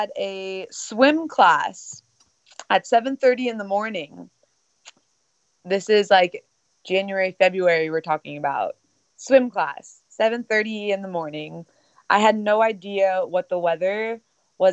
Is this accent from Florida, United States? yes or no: yes; South Florida, United States; moved away as an adult; also born or lived in Fort Madison, Iowa / Cleveland, Ohio / Northern Iowa; I was 8 years old when I moved down to South Florida